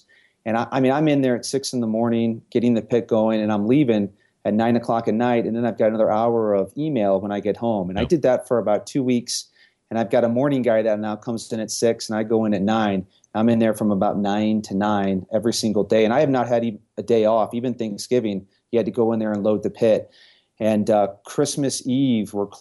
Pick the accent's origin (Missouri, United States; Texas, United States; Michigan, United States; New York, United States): Missouri, United States; St. Louis; moved away as an adult; now in Denver, United States; I was born and raised in St. Louis, and I left St. Louis when I was 30 years old